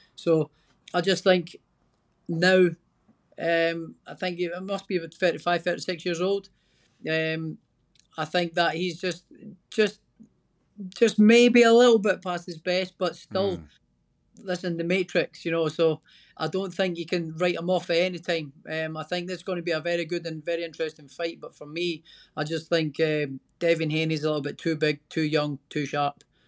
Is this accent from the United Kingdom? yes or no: yes; Scotland, United Kingdom; I'm Scottish